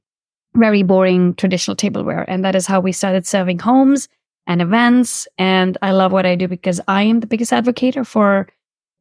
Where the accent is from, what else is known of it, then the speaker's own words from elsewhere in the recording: India; moved away; I was born in India